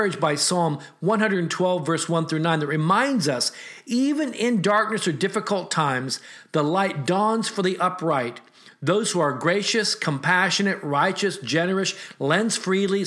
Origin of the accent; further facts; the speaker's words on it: United States; As an American with Asian descent